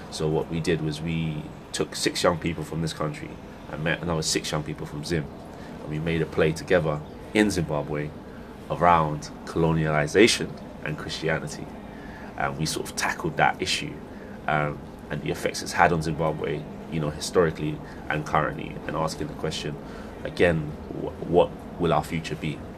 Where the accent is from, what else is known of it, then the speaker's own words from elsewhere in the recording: Sydenham, London, United Kingdom; Uh, so in southeast London, I returned back mm. to the to the to the place I sort of grew up in when I was when I was a little boy.